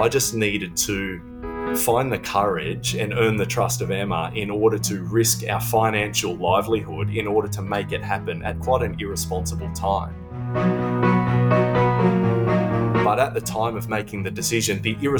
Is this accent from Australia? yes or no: yes; Australia; moved away as an adult; now in London, United Kingdom; I'm an Australian living in London.